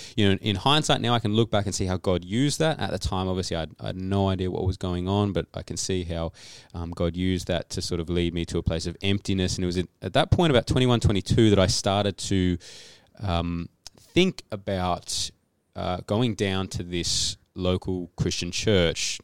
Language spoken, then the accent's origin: English; Canberra, Australian Capital Territory, Australia; moved away as an adult; now in Adelaide, Australia; we live in Adelaide. I've been in Adelaide for seven or eight years. Before that, I grew up in Canberra